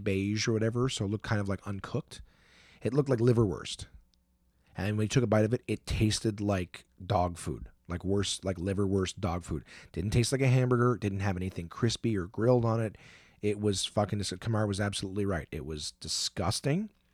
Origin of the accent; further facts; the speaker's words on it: Canada; we're both comics from Canada.